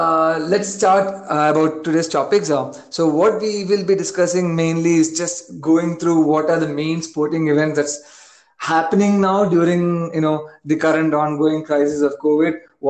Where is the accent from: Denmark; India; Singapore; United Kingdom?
India; And I got into sports via cricket only, as Vaishak said, as any Indian. But then for me, cricket was much more than just any Indian.